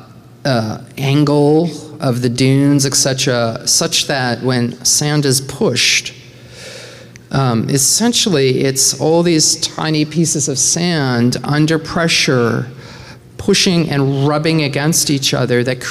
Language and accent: English; Nova Scotia, Canada; from a tiny town in Nova Scotia